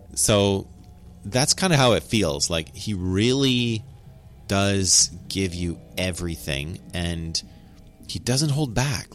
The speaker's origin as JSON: {"language": "English", "country": "United States", "accent": "cowboy", "said": "I'm American and that's kind of how I talk English"}